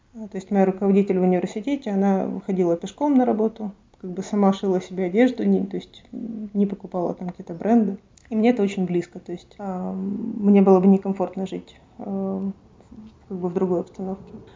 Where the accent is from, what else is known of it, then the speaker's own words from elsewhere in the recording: Kharkiv, Kharkiv Oblast, Ukraine; now in Stockholm, Sweden; я из Харькова